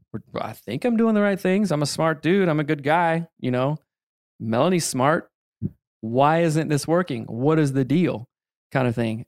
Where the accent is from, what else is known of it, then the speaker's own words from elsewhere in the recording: the Bible Belt, the South, United States; growing up in the Bible Belt